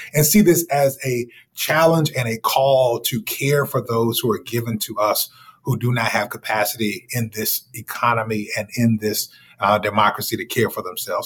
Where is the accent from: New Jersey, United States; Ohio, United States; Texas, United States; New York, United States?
Texas, United States; Dallas; I grew up in Dallas, Texas